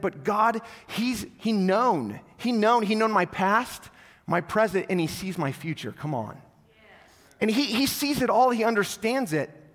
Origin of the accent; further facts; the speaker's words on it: North Platte, Nebraska, United States; I grew up in North Platte, so all my North Platte people